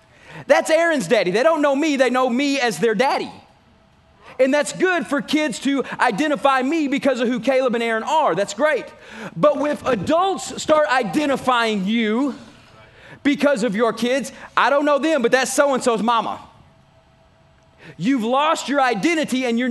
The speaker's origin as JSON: {"language": "English", "region": "Texas", "country": "United States", "said": "I'm from Texas"}